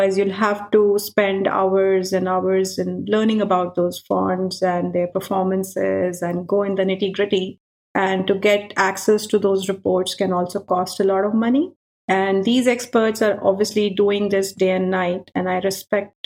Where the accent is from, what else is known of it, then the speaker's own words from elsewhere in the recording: India; now in Europe; growing up in India, you have a lot of festivals